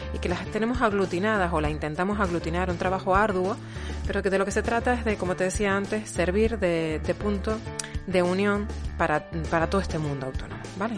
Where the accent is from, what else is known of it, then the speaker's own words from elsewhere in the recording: Canary Islands, Spain; los canarios, las personas que somos canarias, no, no decimos la Z sino la S